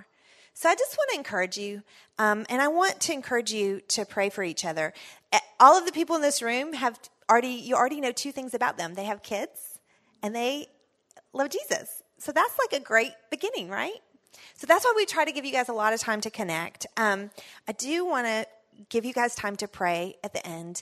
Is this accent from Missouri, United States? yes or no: no; Texas, United States; I'm from Texas